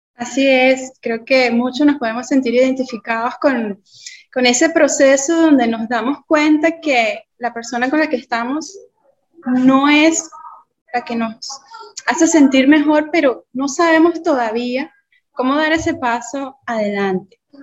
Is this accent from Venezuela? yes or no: yes; Venezuela; como venezolana, latina al fin, que creció oyendo salsa